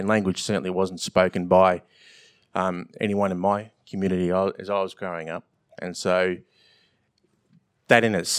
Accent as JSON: {"language": "English", "region": "Victoria", "country": "Australia", "said": "I'm from Victoria, a place that was decimated within months and years of colonial settlement."}